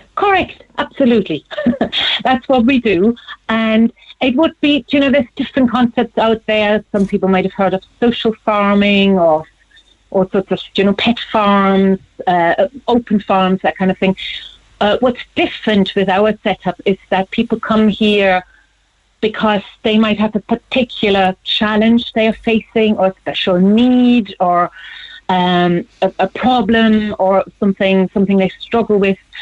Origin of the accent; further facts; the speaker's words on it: Germany; born or raised there; moved away as an adult; now in Cork, Ireland